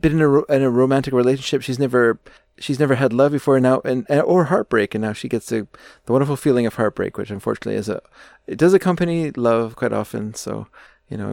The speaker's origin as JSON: {"language": "English", "country": "Canada", "said": "me as a Canadian"}